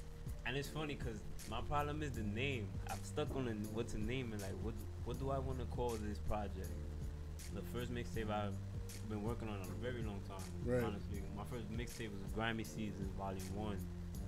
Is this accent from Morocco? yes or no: no; Bronx, New York, United States; I grew up on Burnside Avenue.